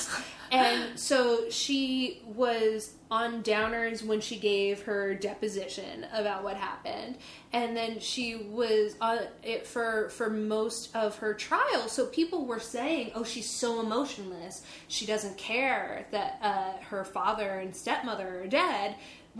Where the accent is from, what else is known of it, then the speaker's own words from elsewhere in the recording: East Coast, United States; moved away; I grew up on the East Coast.